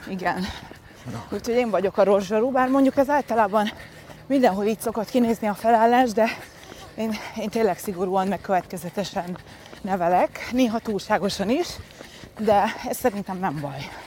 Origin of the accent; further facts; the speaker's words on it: Budapest, Hungary; also born or lived in Szentendre, Hungary / Folsom, California, United States; Budapesten föl? születtem, Aha. tehát igazából fővárosi lány vagyok, de aztán később tinikoromban kiköltöztünk Szentendrére